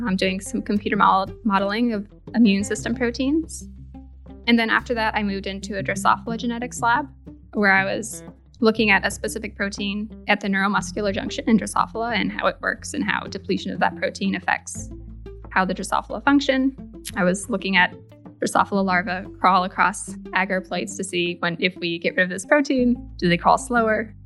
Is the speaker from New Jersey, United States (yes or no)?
no; Grand Rapids, Michigan, United States; I was born and raised in Grand Rapids, Michigan